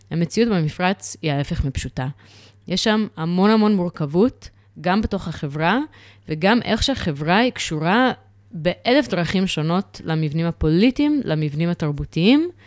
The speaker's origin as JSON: {"language": "Hebrew", "region": "New York", "country": "United States", "tie": "born or raised there", "lives_now": "Israel", "said": "גדלתי בניו יורק, ושם uh, אני גדלתי בסביבה של פוסט uh, uh, התאומים."}